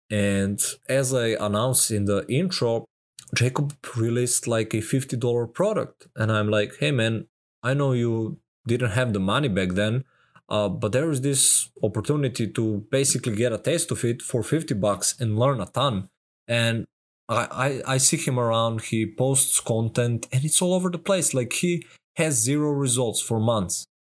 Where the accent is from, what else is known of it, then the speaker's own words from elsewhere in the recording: Serbia; I'm from Serbia. Even here, that's a small amount of money to get such amount of value.